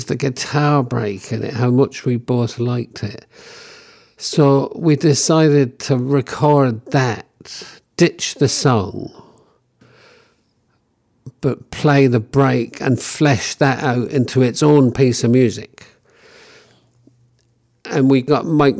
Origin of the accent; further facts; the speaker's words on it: London, United Kingdom; some of these people I knew growing up in London